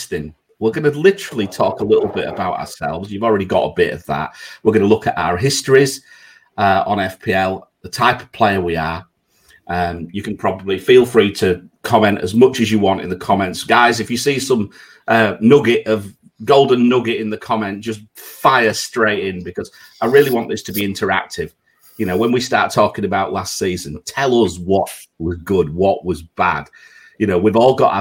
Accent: England, United Kingdom; now in Singapore; I'm English

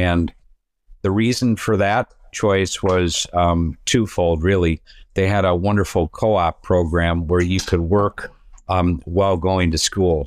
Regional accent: Downers Grove, Illinois, United States; I grew up in Downers Grove, Illinois

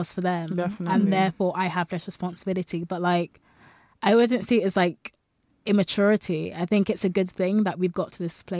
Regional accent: London, United Kingdom; I grew up in London

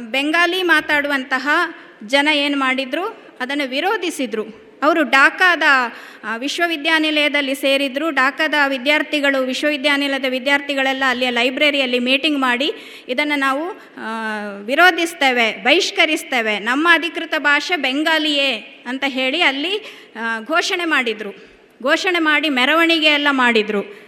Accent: Siddapura, Karnataka, India; also born or lived in Virajpet, Kodagu; ನಾನು ಹುಟ್ಟಿದ್ದು ಕೊಡಗಿನಲ್ಲಿ ಕೊಡಗಿನ ವಿರಾಜಪೇಟೆ ಹಾಗೆ ಬೆಳೆದದ್ದು ಕೊಡಗಿನ ಸಿದ್ದಾಪುರ

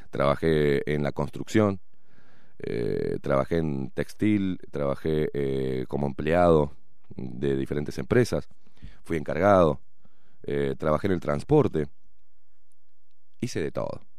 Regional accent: Buenos Aires, Argentina; accent: half Uruguayan, half Argentine; also born or lived in Montevideo, Uruguay; now in Uruguay; Mis primeros 20 años nací acá, en el Pereira Rosell, y mis primeros 20 años los viví en Argentina. Mi familia es toda argentina.

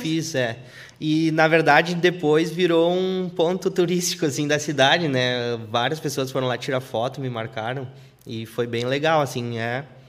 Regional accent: Feliz, Rio Grande do Sul, Brazil; moved away as an adult; now in north coast of Rio Grande do Sul, Brazil; eu nasci na, eu nasci na Feliz, na cidade Feliz

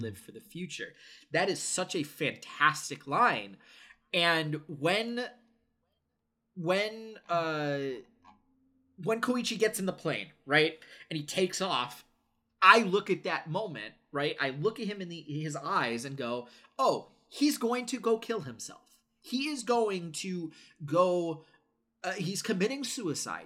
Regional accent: United States; I am conditioned as an American

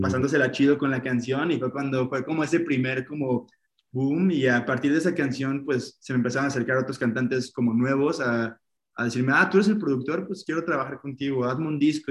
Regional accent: Poza Rica, Veracruz, Mexico; moved away as an adult; also born or lived in Guadalajara; de donde yo soy, en Veracruz, en Poza Rica, pues es una ciudad pequeñita

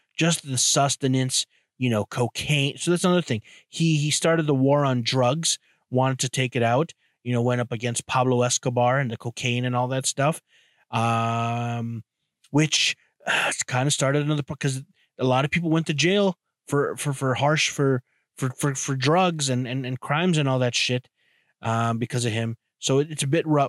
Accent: Canada; as a Canadian

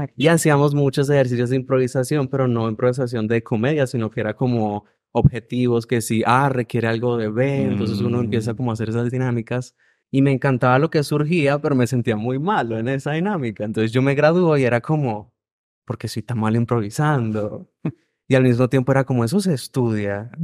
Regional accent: Venezuela; moved away as an adult; now in Medellín, Colombia; Yo soy de Venezuela

